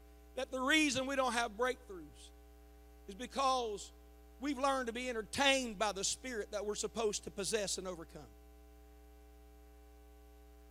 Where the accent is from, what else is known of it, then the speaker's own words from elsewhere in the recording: United States; I'm American